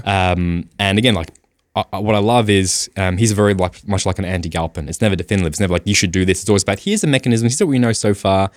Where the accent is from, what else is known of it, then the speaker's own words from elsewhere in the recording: Australia; I am Australian as well